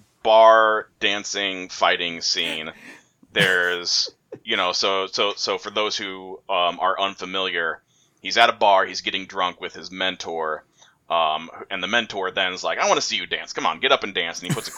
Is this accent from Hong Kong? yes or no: yes; Hong Kong; I was raised in Hong Kong and my brother was raised in Belgium, but we have the same accent.